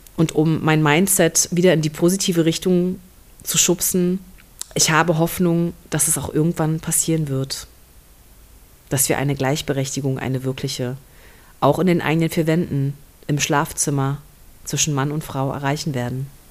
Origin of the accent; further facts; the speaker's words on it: Berlin, Germany; moved away; Berlin ist meine alte Heimat